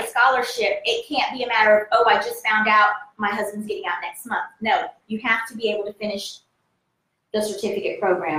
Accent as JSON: {"language": "English", "town": "Fayetteville", "region": "North Carolina", "country": "United States", "tie": "born or raised there", "said": "I am from North Carolina. My roots are in North Carolina. I tell everybody that."}